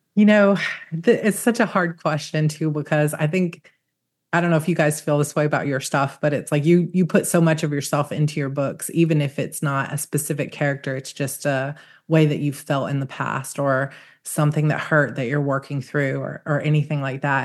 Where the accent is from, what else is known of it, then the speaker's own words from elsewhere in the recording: Georgia, United States; I grew up in Georgia